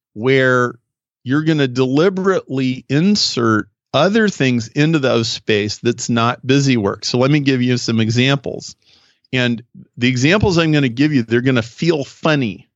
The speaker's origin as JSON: {"language": "English", "region": "Nebraska", "country": "United States", "tie": "born or raised there", "moved": "yes", "lives_now": "Chicago, United States", "said": "I grew up in Nebraska. I live in Chicago, so I'm a very Midwestern guy"}